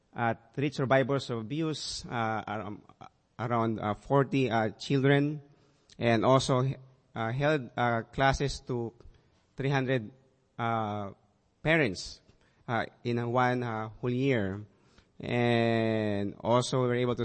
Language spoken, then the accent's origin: English; Kalibo, Western Visayas, Philippines; we're able to move to my hometown in Calibo